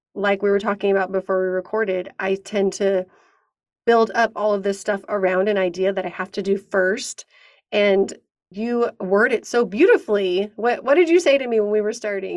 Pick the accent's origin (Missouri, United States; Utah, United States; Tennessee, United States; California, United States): California, United States; San Diego; we're both from San Diego